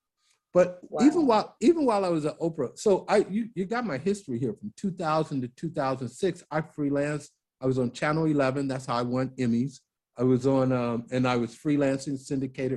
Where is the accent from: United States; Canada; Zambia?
United States; Maywood, Illinois; I grew up in Maywood, Illinois